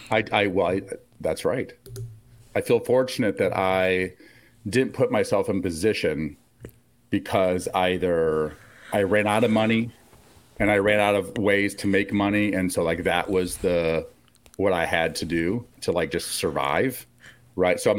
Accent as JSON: {"language": "English", "region": "Iowa", "country": "United States", "said": "I'm from Iowa, but I seem to do travel everywhere. Today I'm in San Francisco."}